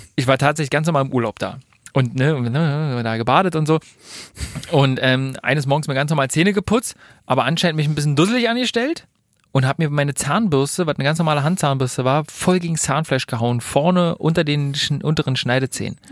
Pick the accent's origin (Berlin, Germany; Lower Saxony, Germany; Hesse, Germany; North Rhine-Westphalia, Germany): Berlin, Germany; für mich als Berliner